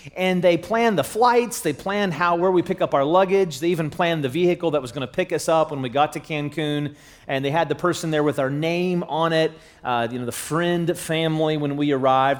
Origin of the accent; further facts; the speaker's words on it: Charleston, United States; I'm from the Charleston area